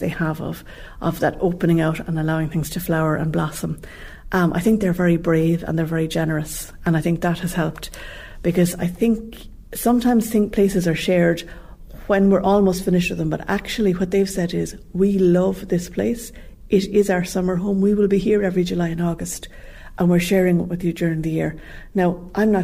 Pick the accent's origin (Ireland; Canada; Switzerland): Ireland; Limerick, Munster; moved away as an adult; now in Clarecastle, Ireland; Limerick was the centre place, so that's where we grew up in Cardavon